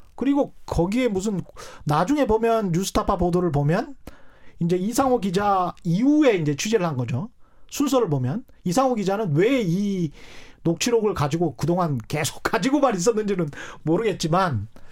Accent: South Jeolla, South Korea; 이제 전라남도 출신이라

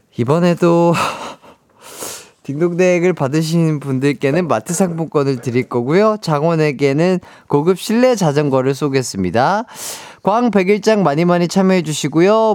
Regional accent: Gwangju, South Korea; 광주에서 태어난 빛나는 사람

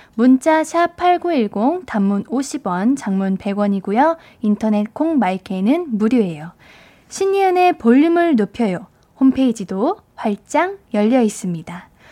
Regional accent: Suwon, Gyeonggi Province, South Korea; 저는 수원 쪽입니다.

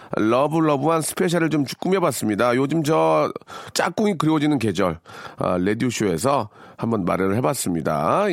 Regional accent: Jeonju, North Jeolla, South Korea; 제 고향이거든요.

